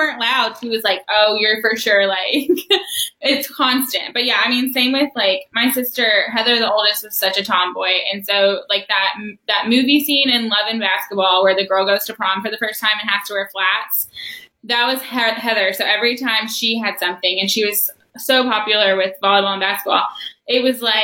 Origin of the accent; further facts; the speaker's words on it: Louisville, Kentucky, United States; I grew up on Frankfort Avenue in Crescent Hill